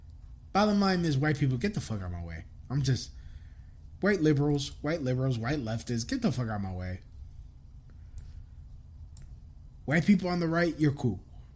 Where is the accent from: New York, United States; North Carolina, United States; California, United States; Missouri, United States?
New York, United States; East New York; also born or lived in Englewood, New Jersey; No, I was brought up in East New York.